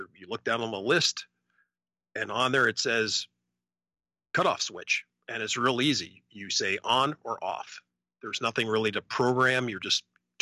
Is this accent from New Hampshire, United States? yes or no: no; Alaska, United States; I'm from Alaska